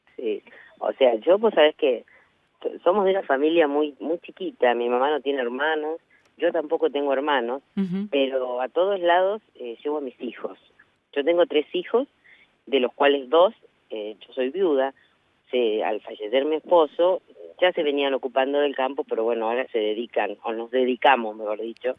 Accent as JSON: {"language": "Spanish", "town": "Navarro", "region": "Buenos Aires Province", "country": "Argentina", "said": "desde mi pueblo"}